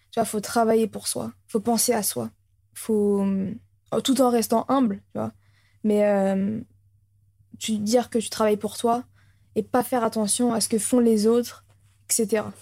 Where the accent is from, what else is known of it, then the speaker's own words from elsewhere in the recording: Orléans, Centre-Val de Loire, France; Je viens d'Orléans, c'est quoi ça